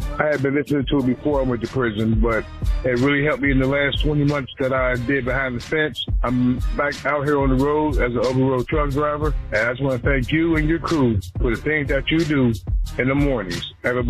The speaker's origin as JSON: {"language": "English", "town": "Detroit", "region": "Michigan", "country": "United States", "said": "I'm from Detroit, Michigan."}